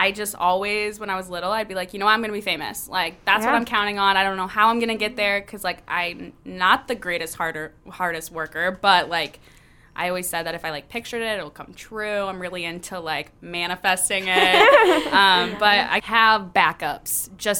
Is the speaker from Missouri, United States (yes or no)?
yes; Pacific, Missouri, United States; I am born and raised in St. Louis, Missouri, in a small town called Pacific, which is very country bumpkinville.